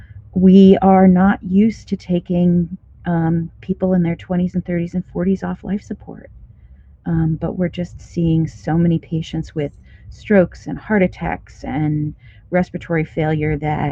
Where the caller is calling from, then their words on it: Kansas City, Missouri, United States; Yeah, so I'm in Kansas City, which Chiefs fans will know is at the border of Kansas and Missouri. I'm in Missouri right now